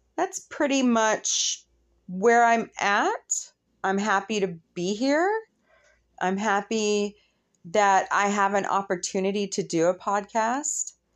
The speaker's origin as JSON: {"language": "English", "country": "United States"}